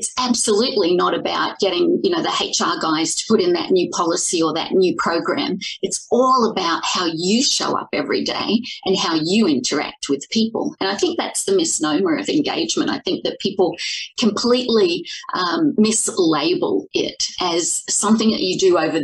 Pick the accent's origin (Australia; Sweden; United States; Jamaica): Australia; moved away as an adult; now in Toronto, Canada; I'm from Australia originally. So if you got any of that twang, certainly not Canadian